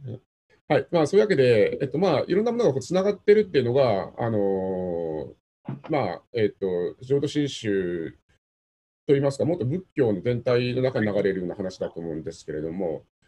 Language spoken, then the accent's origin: Japanese; Satsuma, Kagoshima, Japan; うちは薩摩なので